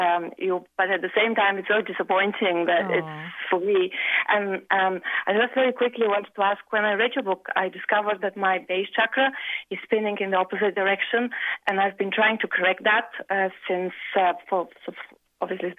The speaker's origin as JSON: {"language": "English", "country": "Bulgaria", "moved": "yes", "lives_now": "Ireland", "said": "And I live in Ireland at the moment, but actually I'm from Bulgaria."}